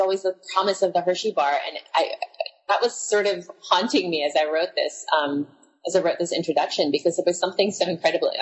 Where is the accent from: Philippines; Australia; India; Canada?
Philippines; now in Hawaii, United States; growing up in the Philippines, because that's where I spent my childhood